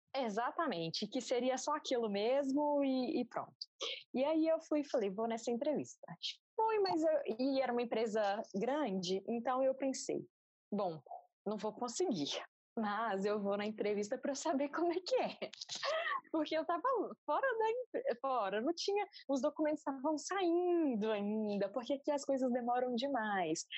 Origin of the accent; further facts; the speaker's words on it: Minas Gerais, Brazil; moved away as an adult; also born or lived in Ireland / Portugal; tenho 28 anos, sou engenheira civil e sou de Minas Gerais.